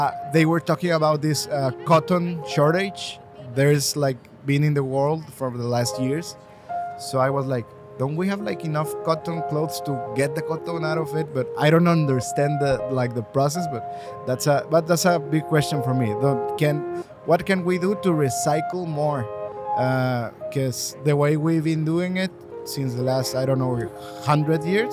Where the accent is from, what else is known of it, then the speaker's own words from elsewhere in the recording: Mexico; I'm from Mexico.